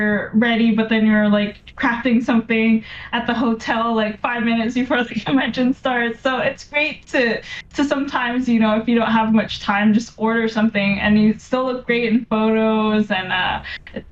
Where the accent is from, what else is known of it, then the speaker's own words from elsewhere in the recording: Vancouver, British Columbia, Canada; I'm from Vancouver